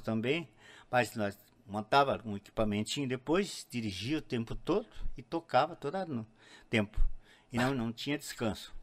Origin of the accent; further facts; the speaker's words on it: Gaúcho, Rio Grande do Sul, Brazil; eu sou gaúcho mesmo